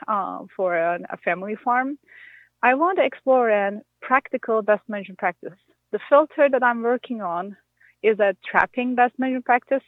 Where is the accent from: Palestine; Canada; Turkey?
Turkey; moved away as an adult; now in Minnesota, United States; I'm not from Minnesota. I'm from Turkey. And I moved to Minnesota for my job at MSU